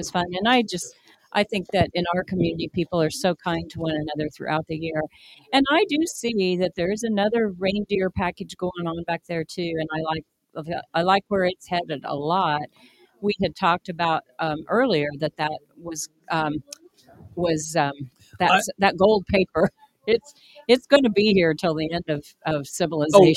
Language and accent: English; Wichita, Kansas, United States; when I was growing up in Wichita